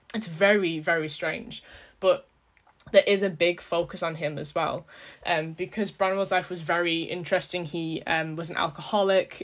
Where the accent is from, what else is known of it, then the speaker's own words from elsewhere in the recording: United Kingdom; we're British.